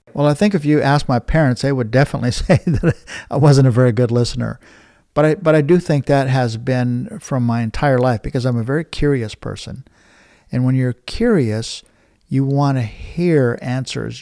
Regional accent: Blackfeet Reservation, Montana, United States; I'm from the Blackfeet Reservation

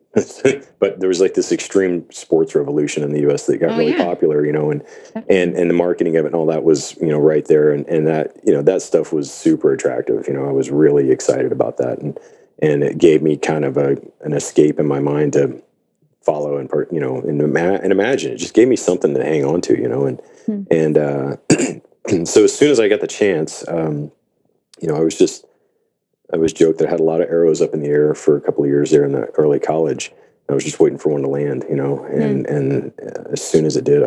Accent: Gulf Coast, United States; also born or lived in Houston; now in Tacoma, United States; I grew up in the Gulf Coast, and it's flat and ridiculously hot

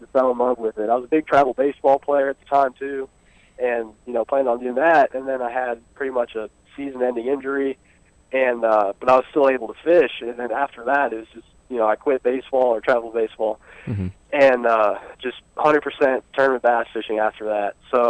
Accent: Fishers, Indiana, United States; I'm from Fishers, Indiana.

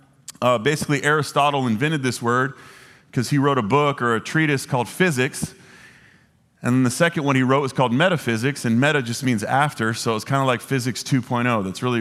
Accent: Dallas, Texas, United States; I grew up here in Dallas. I don't know if this is like a Southern original thing.

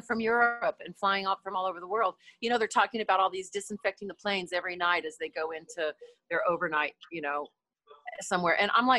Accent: Texas, United States; growing up in Texas

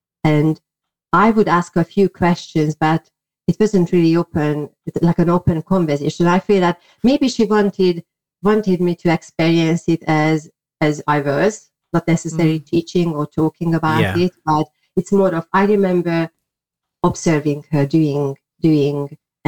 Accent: Hungary; English is a second language; well, I was born in Hungary, people could not really do things like that openly.

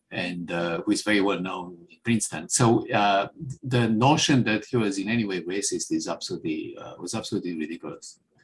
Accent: Romania; moved away as an adult; now in United States; I come from Romania, I come from a country where there was no free speech

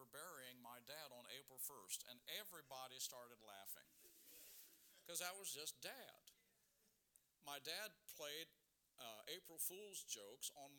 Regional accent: Hilliard, Ohio, United States; we grew up in Hilliard

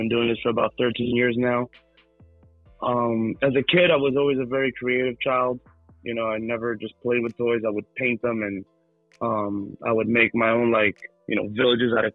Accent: Hudson County, New Jersey, United States; I am from Hudson County, New Jersey.

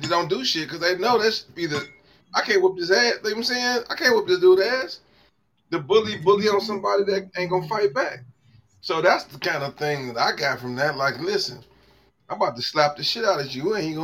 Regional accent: Cleveland, Ohio, United States; I claim St. Clair. I'm off St. Clair. I claim the West 28 Project, and I'm from the West 28 Project.

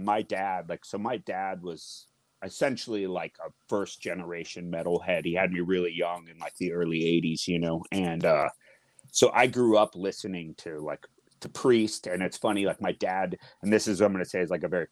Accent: Seattle, Washington, United States; growing up in this city

